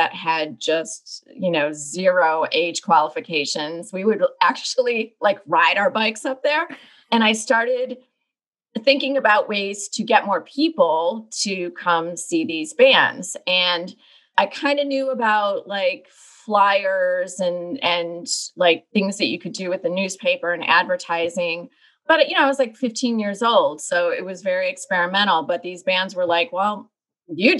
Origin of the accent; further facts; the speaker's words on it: Chicago, Illinois, United States; I grew up in the Chicagoland area